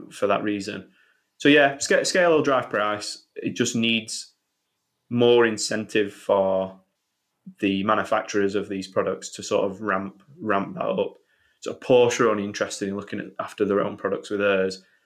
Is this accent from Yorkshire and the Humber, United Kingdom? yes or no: yes; Sheffield, Yorkshire and the Humber, United Kingdom; I'm from Sheffield